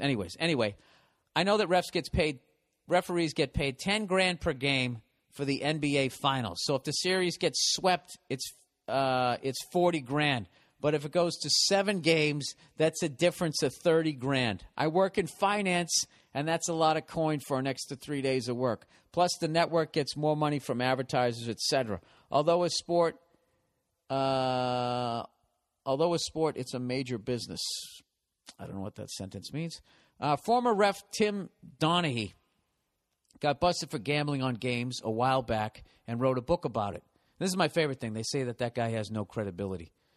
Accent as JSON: {"language": "English", "town": "Boston", "region": "Massachusetts", "country": "United States", "accent": "Boston"}